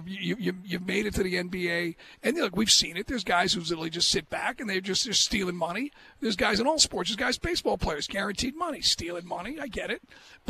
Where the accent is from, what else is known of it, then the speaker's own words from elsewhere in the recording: Ireland; As an Irish guy, you know, we all have our dreams.